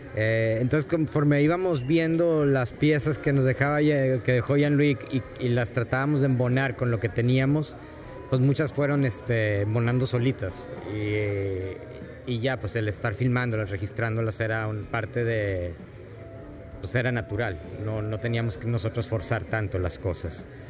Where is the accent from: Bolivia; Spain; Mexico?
Mexico; Yo soy mexicano